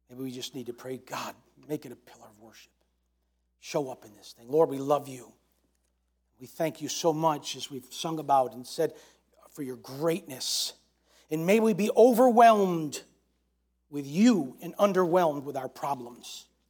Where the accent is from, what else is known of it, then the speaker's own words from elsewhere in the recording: New York, United States; I'm from New York